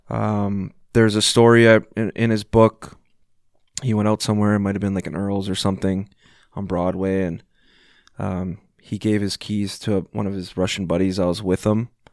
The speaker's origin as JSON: {"language": "English", "town": "Vancouver", "region": "British Columbia", "country": "Canada", "said": "I'm from Vancouver"}